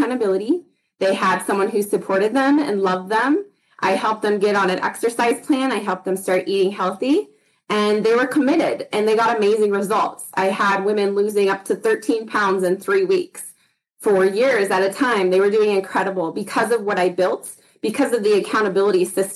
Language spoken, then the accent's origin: English; Idaho, United States; now in Utah, United States; I grew up in Idaho, moved to Utah